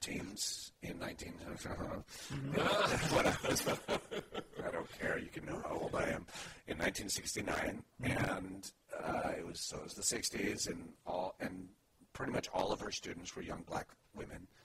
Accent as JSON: {"language": "English", "town": "Los Alamos", "region": "New Mexico", "country": "United States", "tie": "born or raised there", "moved": "as an adult", "lives_now": "Oakland, United States", "said": "almost immediately moved back to where my parents were from, which was Los Alamos, New Mexico"}